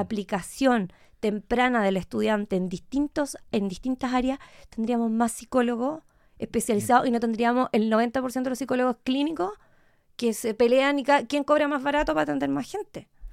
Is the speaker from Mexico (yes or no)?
no; Puerto Montt, Los Lagos, Chile; moved away as an adult; also born or lived in Temuco, Chile / Córdoba, Argentina; now in Santiago, Chile; después de haber vivido en Puerto Montt hasta los 18